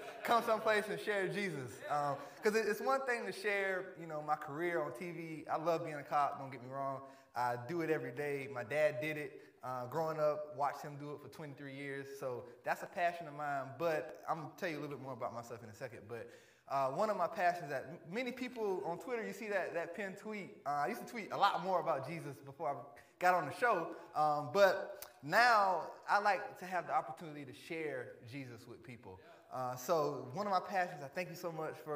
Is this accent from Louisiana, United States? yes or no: no; Varnville, South Carolina, United States; Varnville, Hampton County, where I grew up in South Carolina